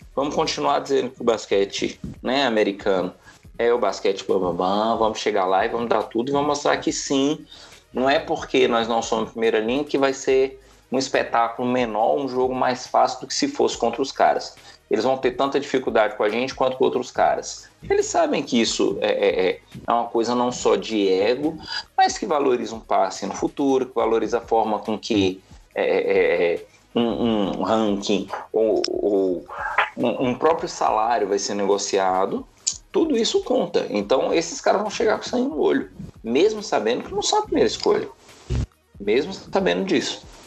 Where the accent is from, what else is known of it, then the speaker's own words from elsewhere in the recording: Brazil; enquanto brasileiro